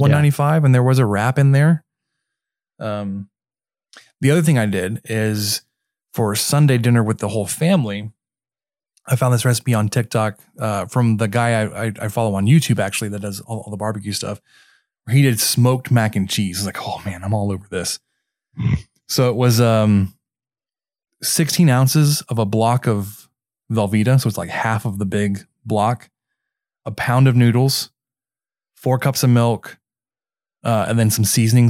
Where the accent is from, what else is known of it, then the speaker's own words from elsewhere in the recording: Mesquite, Texas, United States; also born or lived in Germany; based in Mesquite, which is my hometown